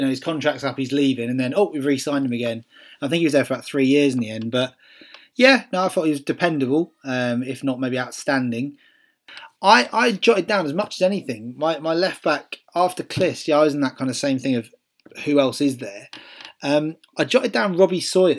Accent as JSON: {"language": "English", "region": "Wales", "country": "United Kingdom", "accent": "thick Welsh", "said": "with my thick accent, you can tell I'm Welsh."}